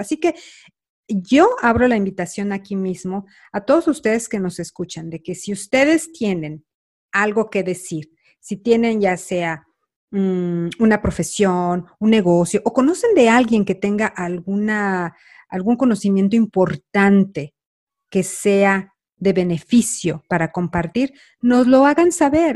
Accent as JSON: {"language": "Spanish", "country": "Mexico", "moved": "yes", "said": "Carla y yo, bueno, somos mexicanas"}